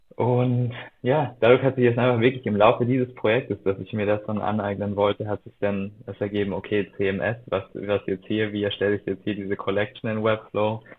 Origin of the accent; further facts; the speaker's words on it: Austria; moved away as an adult; also born or lived in Berlin; damals noch in Österreich, dort wo ich aufgewachsen bin